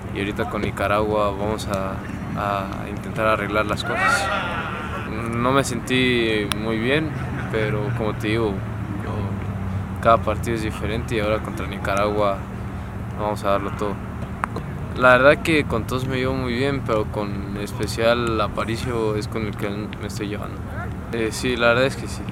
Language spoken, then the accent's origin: Spanish; Mexico City, Mexico; yo nací en el DF y, y crecí allá en el DF